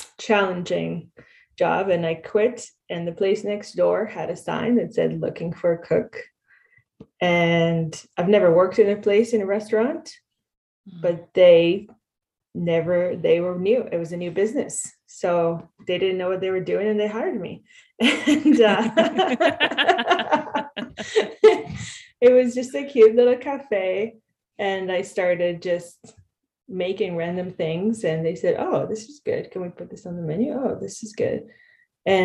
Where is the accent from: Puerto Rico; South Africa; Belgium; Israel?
Israel; moved away as an adult; now in Canada; I grew up in Israel